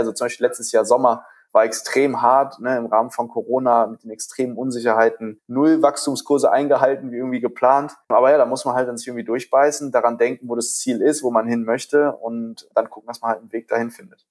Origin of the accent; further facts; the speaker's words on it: Düsseldorf, North Rhine-Westphalia, Germany; also born or lived in Ratingen; Düsseldorfer, zwar geboren in Ratingen, aber immer in Düsseldorf aufgewachsen